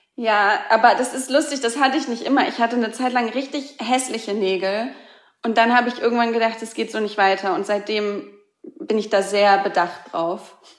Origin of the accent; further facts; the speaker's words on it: Hamburg, Germany; moved away; Und ich komme aus Hamburg, ich liebe Hamburg, meine Familie ist da, ganz viele Freunde sind noch